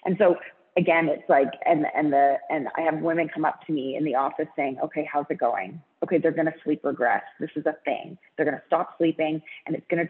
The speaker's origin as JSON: {"language": "English", "town": "Vancouver", "region": "British Columbia", "country": "Canada", "tie": "born or raised there", "said": "I grew up in Vancouver, went to an all girls private school, and then worked at Aritzia"}